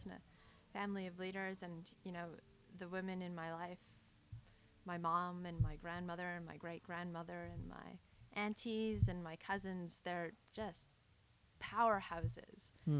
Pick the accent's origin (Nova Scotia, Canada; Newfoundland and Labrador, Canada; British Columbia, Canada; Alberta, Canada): Alberta, Canada; now in Ontario, Canada; I grew up in Alberta